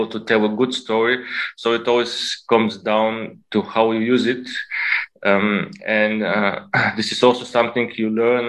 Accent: Bulgaria; moved away as an adult; now in Berlin, Germany; I was born in Bulgaria, and when I was 19, I moved to Germany to study.

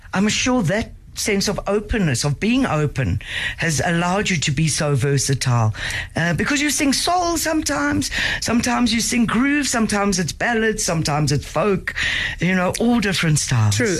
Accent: Durban, KwaZulu-Natal, South Africa; I grew up in Durban in, in KZN, and being a white South African

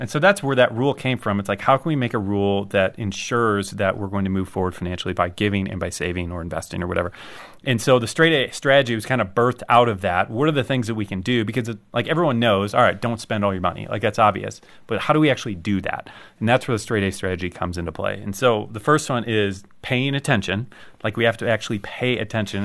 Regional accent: United States; I, I'm an American

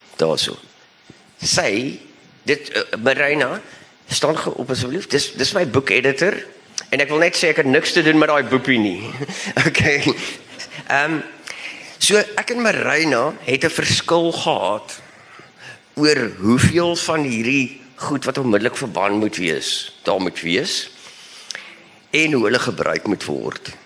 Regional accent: Bellville, Western Cape, South Africa; ek kom ook van Belwel af

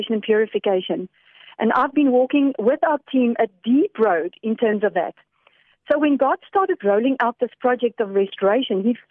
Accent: Netherlands; now in South Africa; I come from Holland

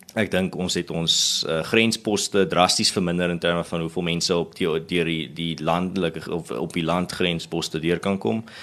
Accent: South Africa

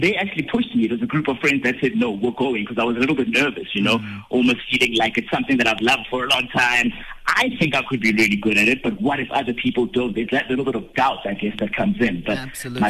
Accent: Bethlehem, Free State, South Africa; now in Johannesburg, South Africa; grew up in Bethlehem, in the Free State

